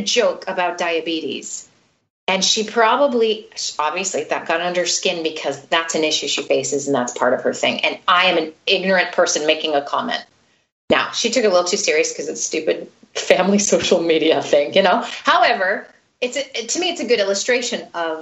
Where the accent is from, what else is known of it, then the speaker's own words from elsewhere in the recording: United States; now in Sweden; I feel like I'm an American.